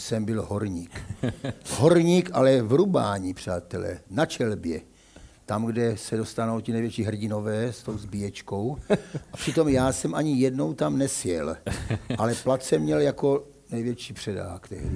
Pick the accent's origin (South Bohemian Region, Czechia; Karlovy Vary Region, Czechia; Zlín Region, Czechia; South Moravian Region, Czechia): Zlín Region, Czechia; Kroměříž; moved away as an adult; also born or lived in Uničov; now in Olomouc, Czechia; Narodil jsem se v Uničově roku 1950, ale jenom jsme tam bydleli s rodiči půl roku a šli jsme, protože voja, táta byl voják do Kroměříže